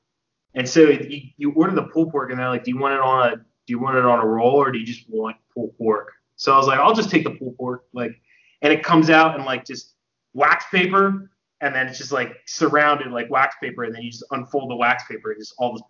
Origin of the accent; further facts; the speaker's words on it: New Jersey, United States; moved away as an adult; also born or lived in Jacksonville, Florida; I grew up in New Jersey, and then I went to school in Jacksonville, Florida